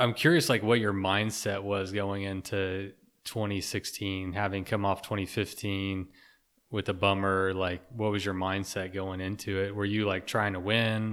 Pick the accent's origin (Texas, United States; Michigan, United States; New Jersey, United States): Texas, United States; I grew up in Texas